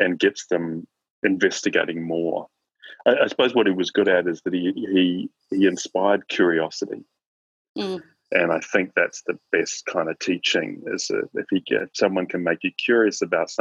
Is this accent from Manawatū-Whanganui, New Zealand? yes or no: no; Christchurch, Canterbury, New Zealand; also born or lived in Auckland; I grew up in Christchurch in New Zealand